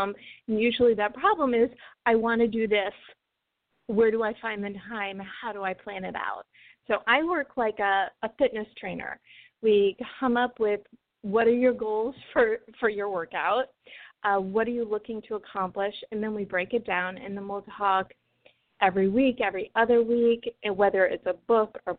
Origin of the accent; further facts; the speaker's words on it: Chicago suburbs, Illinois, United States; now in Los Angeles, United States; I grew up in the Chicago suburbs